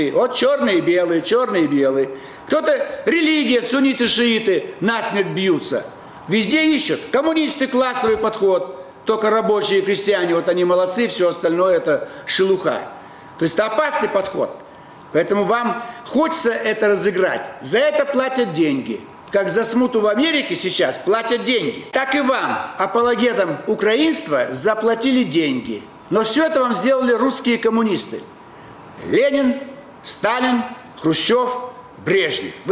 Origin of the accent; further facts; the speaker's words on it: Moscow, Russia; Просто вы киевлянин, вот давайте, а я москвич.